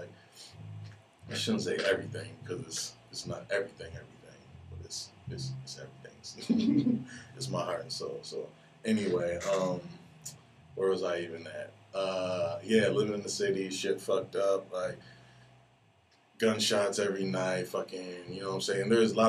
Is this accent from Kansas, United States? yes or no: no; Detroit, Michigan, United States; The homie Floyd, I grew up with him in Detroit.